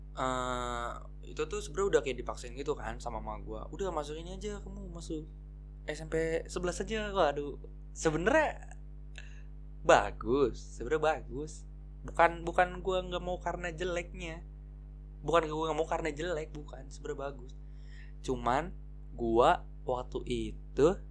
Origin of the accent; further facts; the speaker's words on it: Bekasi, West Java, Indonesia; gua masuk S M P, namanya tuh S M P dua belas di Tambun Selatan. Ya, karena gua anak Bekasi